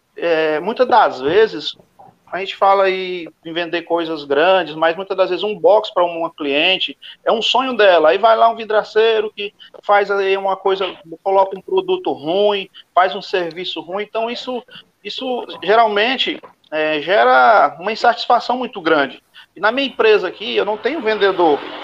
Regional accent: Guaraí, Tocantins, Brazil; sou do estado Tocantins, da cidade de Guaraí, no estado do Tocantins.

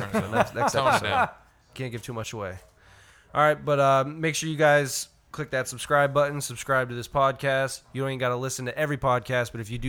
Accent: Boston, Massachusetts, United States; I am, yep, I am from Boston.

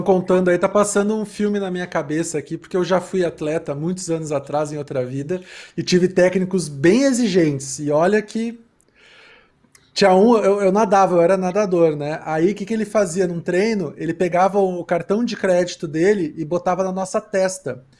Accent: Rio Grande do Sul, Brazil; eu sou gaúcho

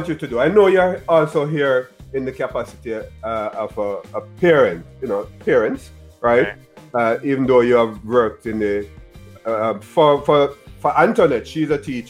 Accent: Jamaica; now in Florida, United States; I'm a Jamaican in Florida.

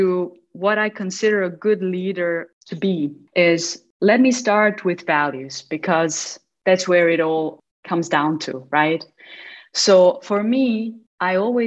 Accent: Mostar, Federation of Bosnia and Herzegovina, Bosnia & Herzegovina; while I was growing up in Mostar

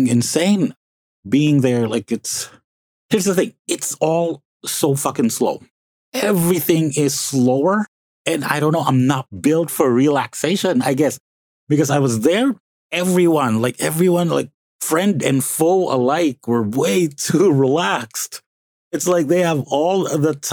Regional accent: Calabarzon, Philippines; moved away as an adult; also born or lived in Las Piñas City; now in Mandaluyong, Philippines; My actual hometown is Las Piñas City, and it's a nice little city. But I did study in Cavite. Like, I just keep telling everyone that, you know, the hometown is Cavite because I did study there. Since kindergarten, all, like, I finished college in Cavite

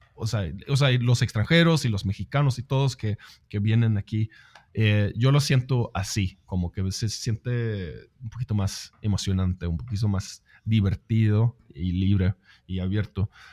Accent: Sweden; yo soy sueco, no soy inglés

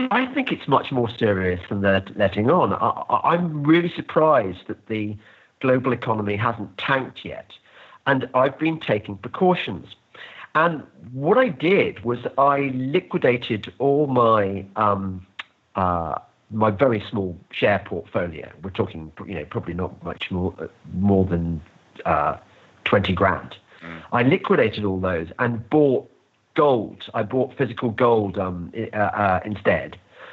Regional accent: United Kingdom; When I won the lottery in life of being born British

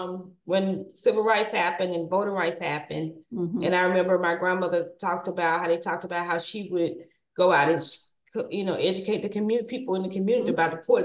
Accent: Montgomery, Alabama, United States; I'm from Montgomery

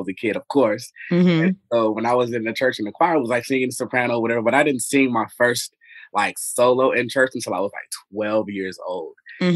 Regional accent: Las Vegas, Nevada, United States; moved away as an adult; now in Brooklyn, New York, United States; I am originally from the West Coast, the Best Coast, Las Vegas, Nevada. I went to college there. I grew up there

